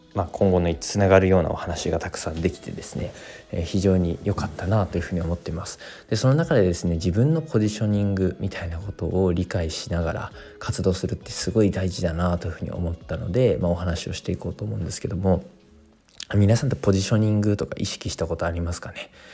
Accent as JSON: {"language": "Japanese", "town": "Koriyama", "region": "Fukushima", "country": "Japan", "tie": "born or raised there", "lives_now": "Minamisoma, Japan", "said": "もともとの自分の実家がある出身のところは郡山市というところで"}